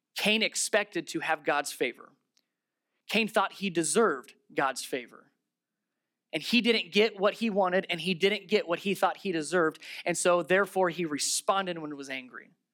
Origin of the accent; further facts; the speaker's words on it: Ohio, United States; I'm from Ohio